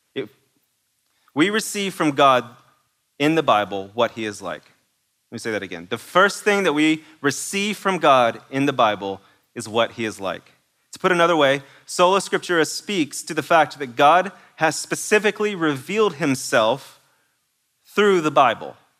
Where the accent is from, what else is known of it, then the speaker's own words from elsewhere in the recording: East Texas, United States; I'm from East Texas, and that may not be exactly how you pronounce it